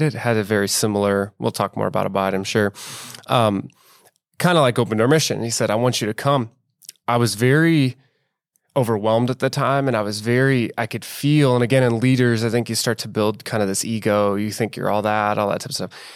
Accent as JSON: {"language": "English", "town": "Bellevue", "region": "Nebraska", "country": "United States", "also_born_or_lived": "inner-city Omaha", "said": "I'm from Bellevue, which in the Omaha metro, kind of a suburban area."}